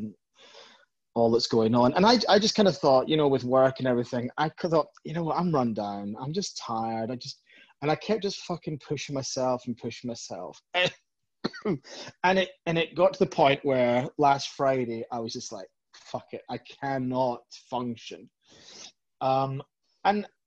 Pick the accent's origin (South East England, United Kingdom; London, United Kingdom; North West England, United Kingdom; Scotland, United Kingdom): Scotland, United Kingdom; Edinburgh; also born or lived in Belfast, Northern Ireland; my mother moved us back to Edinburgh, and from that point on, I was kind of raised as a child and raised as a teenager. In Edinburgh, in Scotland.